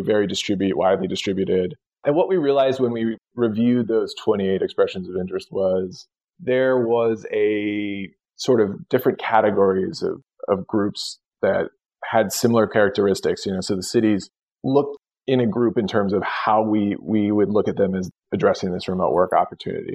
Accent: Tucson, Arizona, United States; moved away as an adult; also born or lived in New York; I was born in Tucson, Arizona. You know, I've always been interested and, you know, lived there for for you know, up until my late 20s

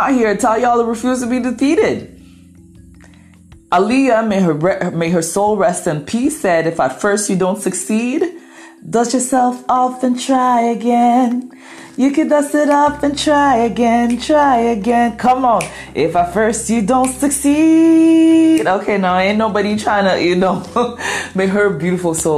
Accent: Ghana; first language Twi; English is a second language; I'm Ghanaian

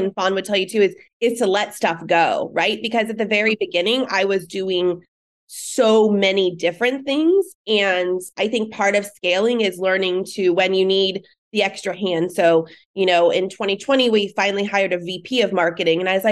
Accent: Sonoma County, California, United States; I grew up in Sonoma County, California. So I grew up with wine

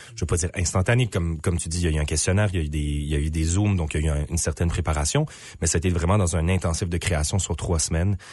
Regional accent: Moncton, New Brunswick, Canada; je suis originaire de Moncton au Nouveau-Brunswick

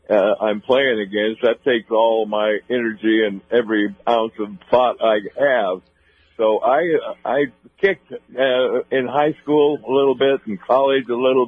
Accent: northern Idaho, United States; I came from Idaho. Right. And played at the University of Idaho and grew up in northern Idaho in a little town of about 3,000 people

